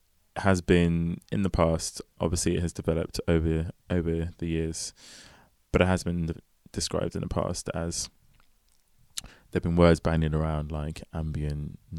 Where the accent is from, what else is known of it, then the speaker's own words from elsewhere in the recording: London, United Kingdom; But yeah, Forest Hill, which actually is quite different to how it was when I grew up in it.